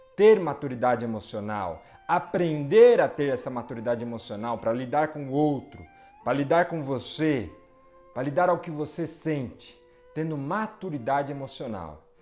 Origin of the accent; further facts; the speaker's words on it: Brazil; Sou brasileiro como todos vocês